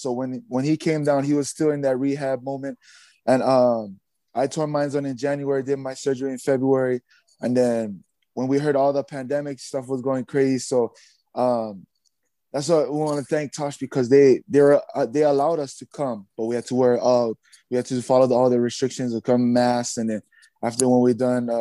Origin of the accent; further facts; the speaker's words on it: Hawaii, United States; moved away as an adult; also born or lived in Samoa; now in Utah, United States; I grew up playing rugby in Hawaii. And a little bit in Samoa when I grew up in Samoa when I was a little kid, but in Hawaii